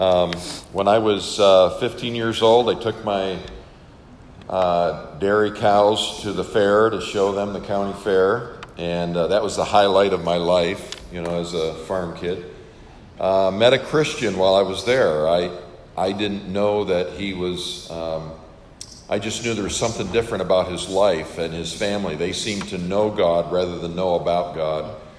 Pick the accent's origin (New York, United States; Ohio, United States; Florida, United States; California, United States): New York, United States; Western; moved away as an adult; I was born on a farm and uh, grew up there and uh, spent my first 18 years uh, there in, in Western New York